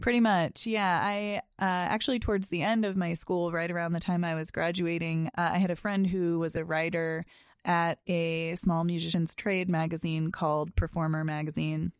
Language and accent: English; Boston, Massachusetts, United States; also born or lived in Chicago; I grew up in the Boston area